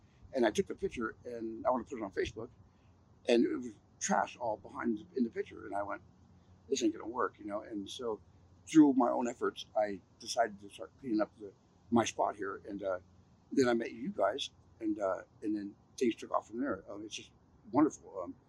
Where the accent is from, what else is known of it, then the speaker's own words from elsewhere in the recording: Santa Clara, California, United States; moved away; also born or lived in South Lake, California / Arizona; I was born in South Lake, California. Born and raised in Santa Clara. Moved to Arizona for quite some time with my mother, and then I moved back to California. And I've been a native here all my life